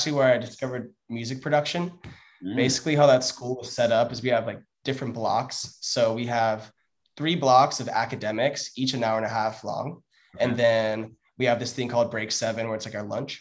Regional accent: San Clemente, California, United States; It's the most southern city in Orange County, San Clemente

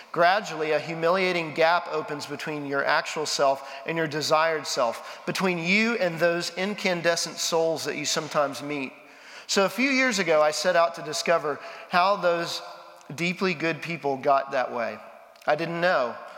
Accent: Texas, United States; now in Nashville, United States; I'm a Texan

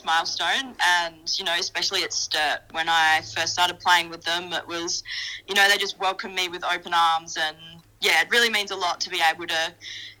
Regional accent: Darwin, Northern Territory, Australia; moved away as an adult; now in Adelaide, Australia; I'm originally from Darwin. So I was born and raised up there

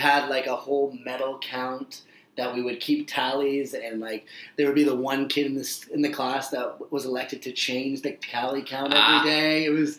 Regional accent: Canada; we as Canadian fans

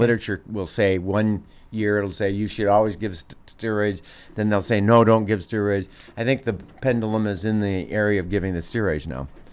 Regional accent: Des Moines, Iowa, United States; I grew up in Des Moines

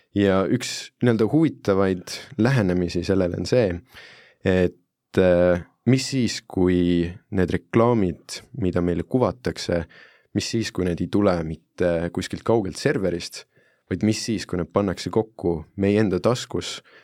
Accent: Italy; now in Estonia; ma olen Itaaliast pärit

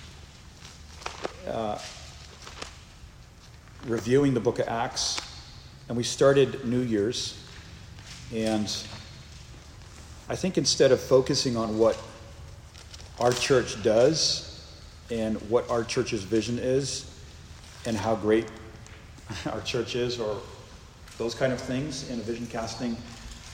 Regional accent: Northeast, United States; moved away; in the Northeast where I'm from

